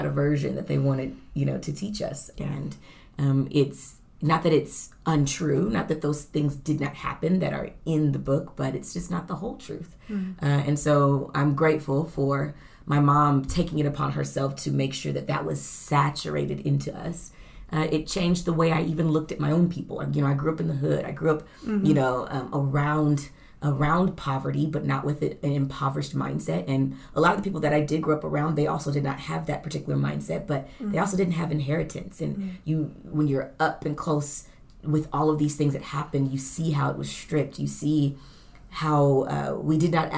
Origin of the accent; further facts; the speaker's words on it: Oklahoma, United States; I grew up in Oklahoma as well